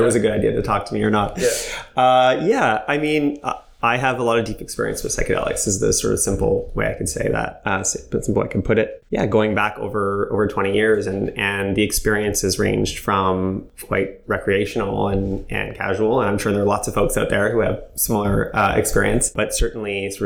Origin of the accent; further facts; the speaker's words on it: Montreal, Quebec, Canada; I'm from Montreal, born and raised